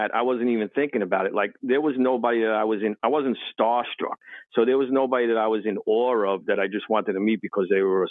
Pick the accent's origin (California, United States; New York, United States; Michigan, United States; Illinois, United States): New York, United States; New York City; I came from Brooklyn